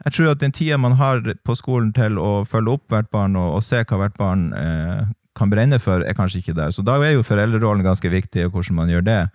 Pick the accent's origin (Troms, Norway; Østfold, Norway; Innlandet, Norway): Troms, Norway; Tromsø; also born or lived in England; jeg er oppvokst i Tromsdalen